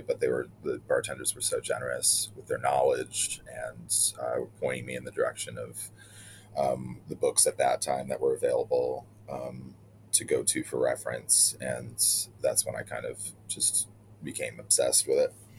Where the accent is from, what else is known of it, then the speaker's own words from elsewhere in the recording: Elmira, New York, United States; now in New York City, United States; growing up in Elmira